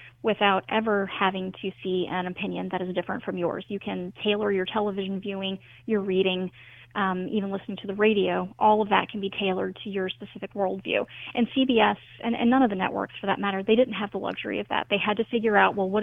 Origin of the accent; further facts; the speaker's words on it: the South, United States; I'm from the South